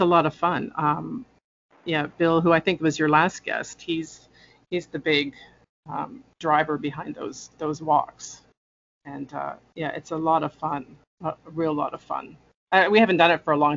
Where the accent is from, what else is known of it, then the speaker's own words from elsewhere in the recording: Toronto, Ontario, Canada; I was born and raised in Toronto, still live here.